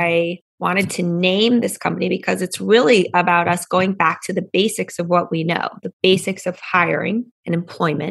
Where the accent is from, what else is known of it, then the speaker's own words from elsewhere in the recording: Pennsylvania, United States; I grew up in Pennsylvania